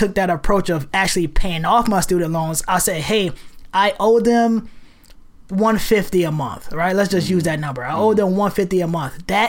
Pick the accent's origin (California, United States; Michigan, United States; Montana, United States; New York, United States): New York, United States; New York City; moved away as an adult; also born or lived in Rochester, New York; now in Portland, United States; Growing up in New York City, growing up one of 8 children, a single parent, single black mother parent household